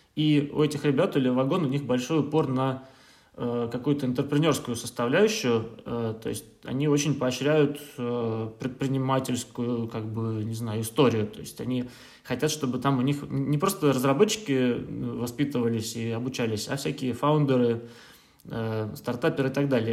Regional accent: Saint Petersburg, Russia; moved away as an adult; now in Berlin, Germany; я да, родом я из Петербурга. Uh, в Германии, в Берлине я живу уже лет шесть даже

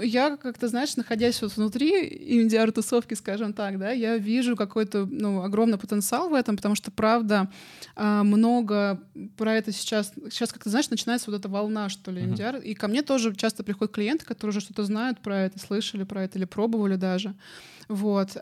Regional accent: Moscow, Russia; я сама из Москвы

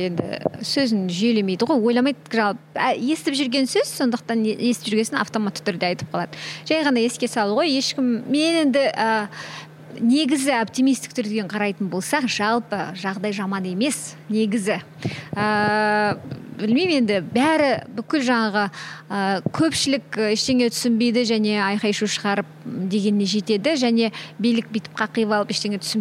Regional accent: Kyzylorda Region, Kazakhstan; first language Kazakh; мен мысалы кәдімгі қазақтың қызымын кішкентай қызылордадағы ыыы шет ауданда туып өскен қарапай мектепте оқыған қызбын

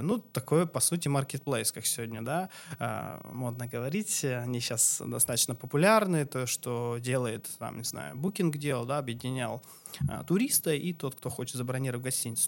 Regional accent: Chelyabinsk Oblast, Russia; moved away as an adult; also born or lived in Krasnodar Krai; now in Karelia, Russia; я сам родом с Челябинской области

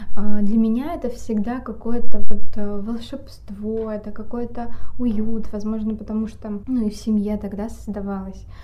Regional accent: Vorkuta, Komi Republic, Russia; moved away; я родом из города Воркуты

